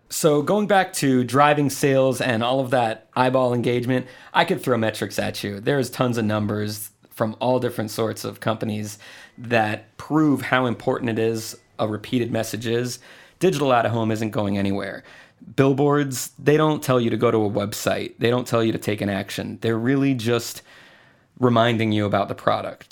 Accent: Puerto Rico; moved away as an adult; also born or lived in Tampa / New York; now in Atlanta, United States; originally, I'm from Puerto Rico, and I left when I was eighteen

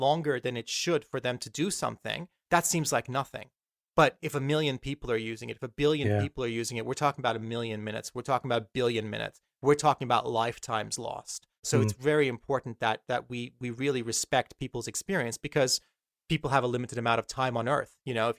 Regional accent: Malaysia; I was a spoiled little 8-year-old, 7-year-old brat growing up in Malaysia.

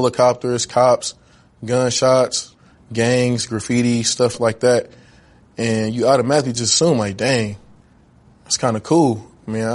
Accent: Richmond, California, United States; also born or lived in Oakland, California; growing up in Oakland and Richmond

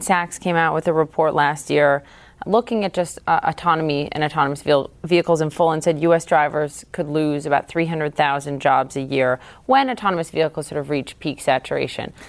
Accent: Minnesota, United States; where I'm from, Minnesota

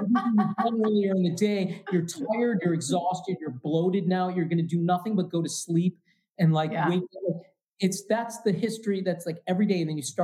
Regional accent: Midwest, United States; I'm from the Midwest.

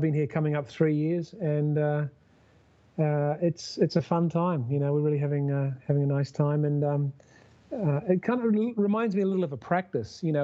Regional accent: Wellington, New Zealand; now in San Francisco Bay Area, United States; I grew up in Wellington

